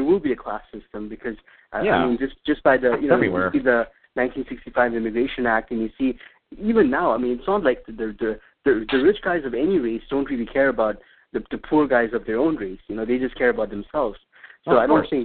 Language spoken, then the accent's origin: English; Lusaka, Lusaka Province, Zambia; now in Missoula, United States; I actually grew up in Lusaka